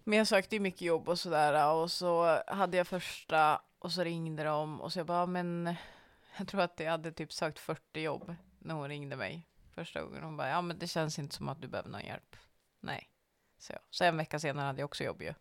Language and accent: Swedish; Norrland, Sweden; jag ser mig också själv som en norrlänning.